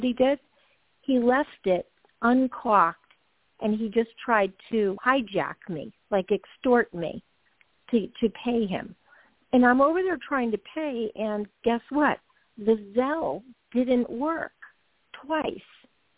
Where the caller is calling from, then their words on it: Georgia, United States; Hi, Toni. … from Georgia.